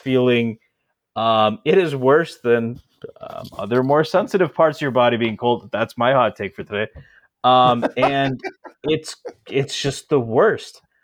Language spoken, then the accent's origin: English; Connecticut, United States; I grew up in Connecticut